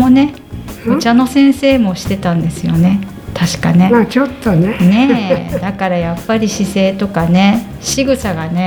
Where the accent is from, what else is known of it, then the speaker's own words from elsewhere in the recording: Otaru, Hokkaido, Japan; moved away; 小樽です小樽